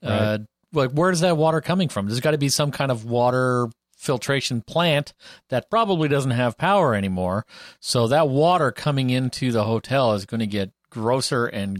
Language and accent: English; Canada; I'm Canadian.